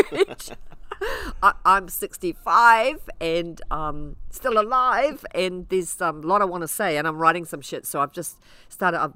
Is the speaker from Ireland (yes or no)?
yes; Ireland; also born or lived in Coromandel, New Zealand; now in New Zealand; being Irish